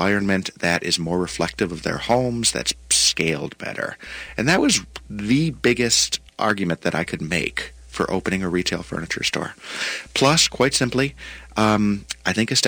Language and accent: English; Buffalo, New York, United States; moved away as an adult; now in Minnesota, United States; I was born in Buffalo and I'm a Buffalo Bills fan